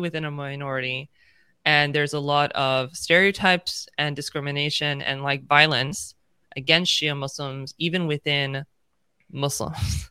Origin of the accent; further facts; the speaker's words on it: United States; I'm, you know, born and raised in the United States